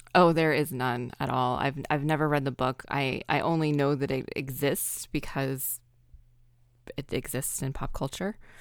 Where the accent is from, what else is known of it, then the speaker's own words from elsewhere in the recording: American South, United States; I am from the American South